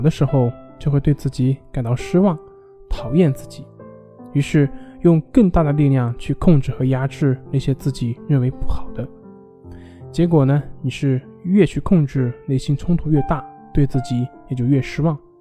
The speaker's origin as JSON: {"language": "Chinese", "country": "China", "said": "我们中国人"}